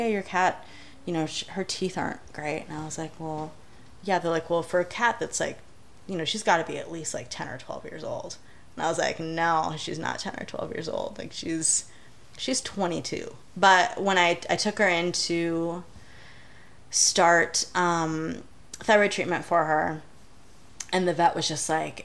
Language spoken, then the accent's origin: English; Michigan, United States; moved away as an adult; also born or lived in Ann Arbor, Michigan / Los Angeles, California; I was desperately homesick from Michigan when I first moved to California